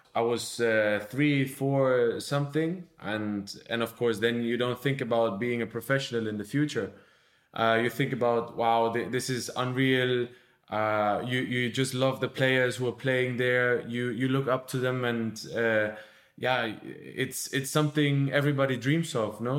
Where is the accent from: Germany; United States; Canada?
Germany; now in Barcelona, Spain; my home country, so to, to Germany.